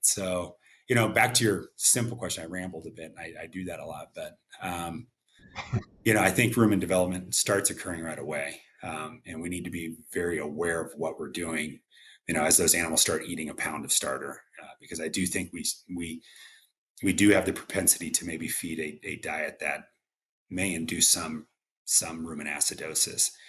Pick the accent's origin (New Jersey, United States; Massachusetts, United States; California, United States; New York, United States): California, United States; Visalia; moved away; I was born and raised in Visalia Tulare area